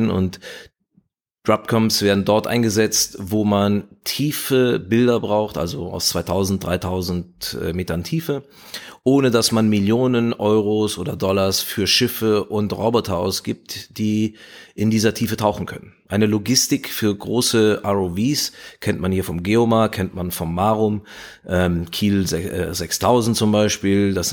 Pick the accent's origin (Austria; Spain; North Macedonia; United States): Spain; also born or lived in France / Italy; ich bin äh, in, in Spanien und äh, Frankreich aufgewachsen und in Italien, also ich war auch der Sprache schon mächtig.